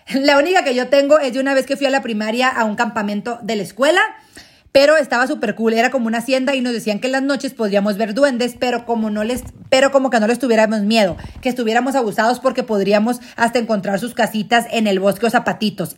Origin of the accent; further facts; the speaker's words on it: Mexico; somos nosotros los mexicanos